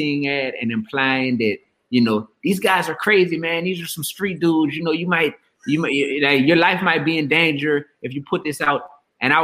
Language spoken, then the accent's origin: English; New Orleans, Louisiana, United States; I was still growing up in the Goose, in the Ninth Ward on New Orleans East Side